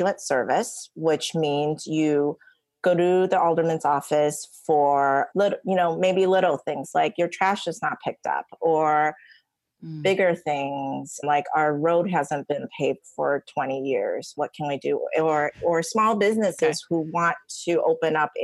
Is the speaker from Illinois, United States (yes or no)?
yes; Niles, Illinois, United States; also born or lived in Taiwan / Michigan; now in Chicago, United States; I came to the States from Taiwan when I was 9, and I grew up in the suburbs in Niles with my mom and brothers